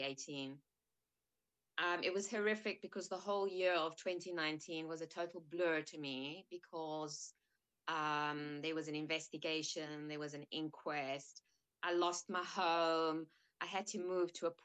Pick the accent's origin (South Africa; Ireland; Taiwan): South Africa; moved away as an adult; now in United Kingdom; I was born in South Africa.